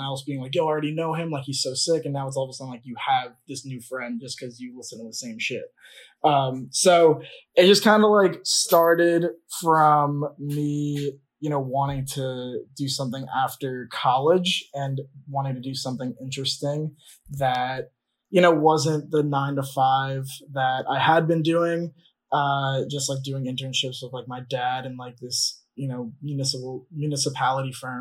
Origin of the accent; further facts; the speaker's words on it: Long Island, New York, United States; I grew up on Long Island